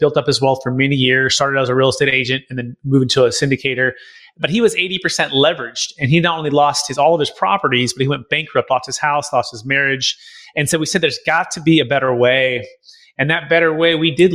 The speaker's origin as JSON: {"language": "English", "area": "Bay Area", "region": "California", "country": "United States", "tie": "born or raised there", "moved": "yes", "lives_now": "St. Augustine, United States", "said": "I grew up in the Bay Area, my mom and dad, kind of Silicon Valley, East Bay"}